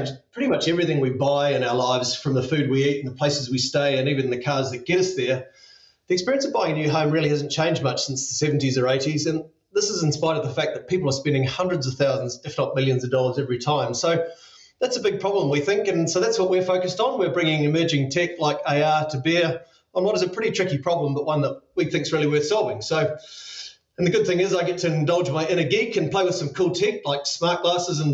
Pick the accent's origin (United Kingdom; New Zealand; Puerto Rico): New Zealand; as a New Zealander